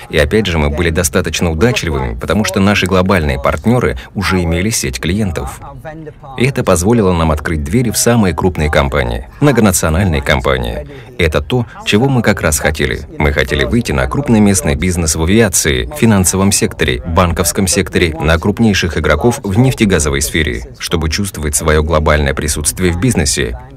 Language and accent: Russian; Germany; now in Dubai, United Arab Emirates; Я немец